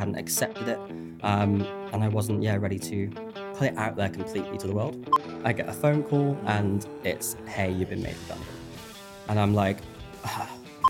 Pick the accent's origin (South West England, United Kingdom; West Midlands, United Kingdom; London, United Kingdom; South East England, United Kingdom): West Midlands, United Kingdom; Birmingham; accent: Birmingham; when I had my Birmingham accent and I would tell people my name was …